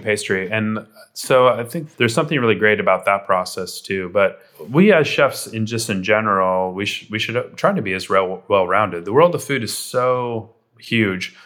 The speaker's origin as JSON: {"language": "English", "region": "Southern California", "country": "United States", "tie": "born or raised there", "said": "growing up in Southern California"}